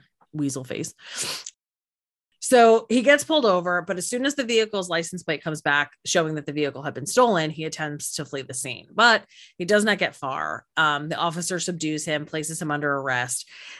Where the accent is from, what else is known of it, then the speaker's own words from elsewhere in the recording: New Jersey, United States; now in Florida, United States; growing up in New Jersey